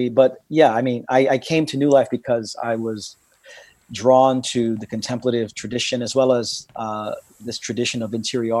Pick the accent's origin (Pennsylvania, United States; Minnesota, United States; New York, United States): New York, United States; New York City; also born or lived in Queens; I'm from Brooklyn. The Big Apple is a big place. Born and raised in Brooklyn, live in Queens, pastor in Queens